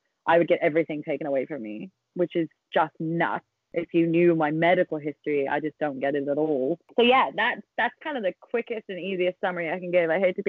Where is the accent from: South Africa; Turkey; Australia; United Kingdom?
United Kingdom; I am a British person.